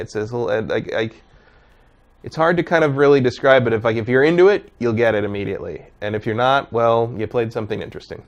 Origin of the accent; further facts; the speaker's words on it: San Jose, California, United States; I grew up near the Winchester Mystery House